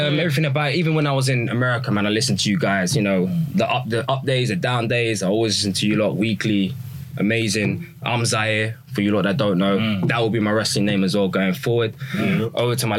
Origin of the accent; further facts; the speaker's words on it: England, United Kingdom; I'm obviously from England.